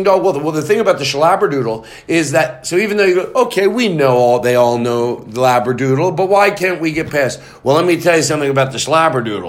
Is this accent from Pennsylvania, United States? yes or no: yes; Philadelphia, Pennsylvania, United States; I'm from Philly.